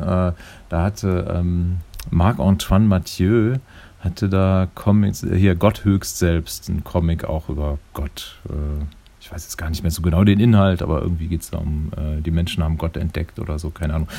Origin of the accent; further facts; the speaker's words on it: Neuss district, North Rhine-Westphalia, Germany; ich bin ja im Rheinland groß geworden. Also ich bin im, äh, komme aus dem Kreis Neuss